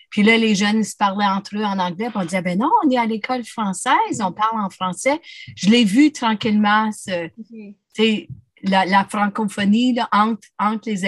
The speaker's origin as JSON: {"language": "French", "town": "Timmins", "region": "Ontario", "country": "Canada", "tie": "born there", "first_language": "French", "said": "moi, je suis, euh, je suis euh, née à Timmins, dans une famille francophone. Ma langue maternelle, c'est le français, me tient beaucoup à cœur."}